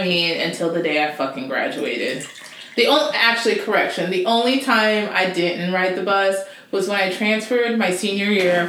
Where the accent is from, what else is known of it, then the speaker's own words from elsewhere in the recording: East Cobb, Georgia, United States; the slums of East Cobb